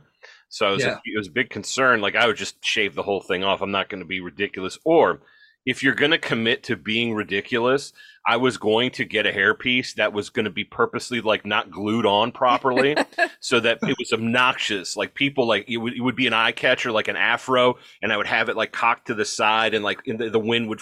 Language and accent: English; Midwest, United States; I'm a Midwesterner